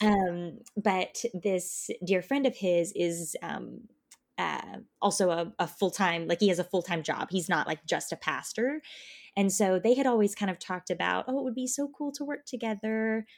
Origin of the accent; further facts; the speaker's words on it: small town in North Texas, United States; moved away; I'm from Texas originally, um, from a really small town in North Texas